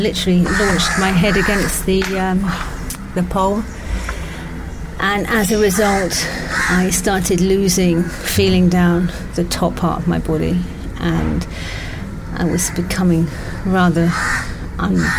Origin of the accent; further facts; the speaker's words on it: England, United Kingdom; I'm English